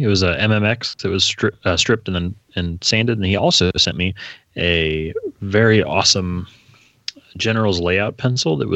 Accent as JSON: {"language": "English", "town": "Indianapolis", "region": "Indiana", "country": "United States", "tie": "born or raised there", "said": "Indianapolis because that's where I was born"}